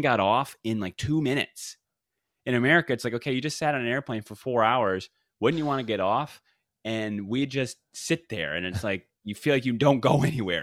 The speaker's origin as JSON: {"language": "English", "region": "the South", "country": "United States", "said": "I am from the South"}